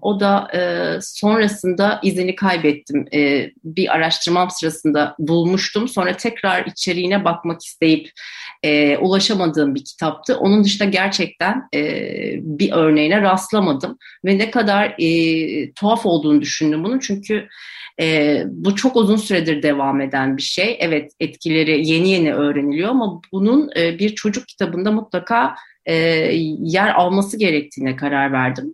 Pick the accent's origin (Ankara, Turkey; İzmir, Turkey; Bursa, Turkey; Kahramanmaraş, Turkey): Ankara, Turkey; Ben Ankara'da büyüdüm